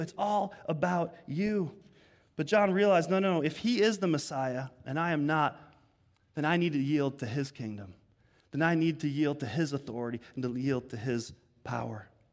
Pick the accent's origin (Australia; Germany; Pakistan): Germany; also born or lived in Arizona, United States; now in United States; I was born in Germany, so I have a European passport and a U S one